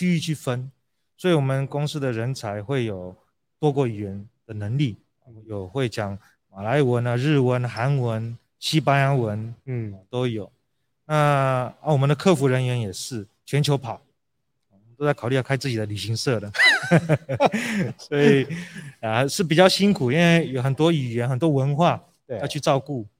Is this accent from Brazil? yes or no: yes; Brazil; moved away as an adult; also born or lived in United States; now in Taiwan; 我在台湾出生，但是从两岁就在巴西住。